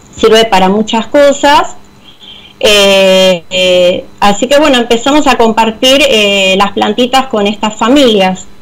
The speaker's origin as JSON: {"language": "Spanish", "town": "Avellaneda", "region": "Buenos Aires Province", "country": "Argentina", "said": "yo soy de Avellaneda"}